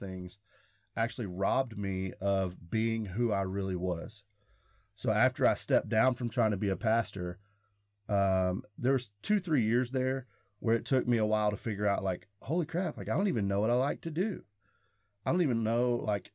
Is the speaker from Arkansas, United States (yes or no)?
yes; Arkansas, United States; I'm in the South. I grew up in Arkansas.